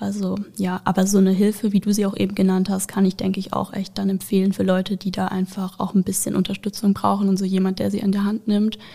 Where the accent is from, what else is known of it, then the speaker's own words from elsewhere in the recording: Karlsruhe, Baden-Württemberg, Germany; ich bin auch 22 Jahre alt und ich komme aus Karlsruhe